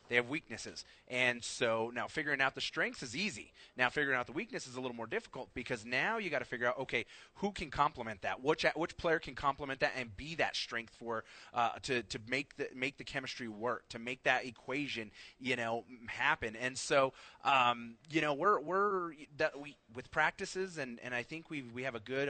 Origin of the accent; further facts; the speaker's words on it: Albuquerque, New Mexico, United States; I grew up in the North Valley